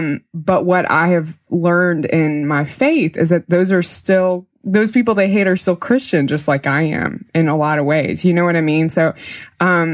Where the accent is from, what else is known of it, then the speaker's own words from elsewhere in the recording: Mississippi, United States; I'm from Mississippi. There's a lot of mega churches there, and there's a pastor really close to where I grew up